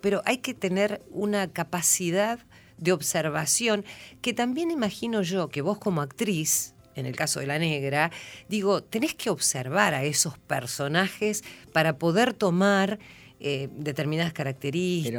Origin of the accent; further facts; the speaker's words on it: San Antonio de Areco, Buenos Aires Province, Argentina; yo soy de San Antonio de Areco